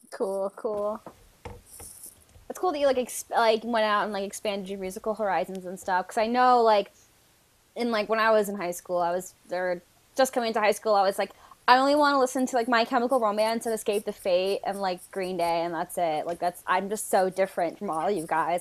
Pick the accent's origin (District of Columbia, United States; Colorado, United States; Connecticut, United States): Connecticut, United States; I'm from Connecticut